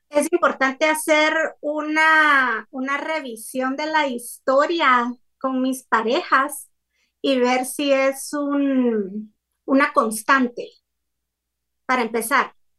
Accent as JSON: {"language": "Spanish", "country": "Guatemala", "said": "soy de Guatemala y vivo en Guatemala"}